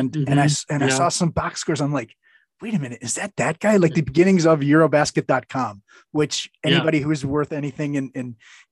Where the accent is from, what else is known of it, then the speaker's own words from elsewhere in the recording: Chicago, Illinois, United States; moved away as an adult; also born or lived in Europe; I'm from Chicago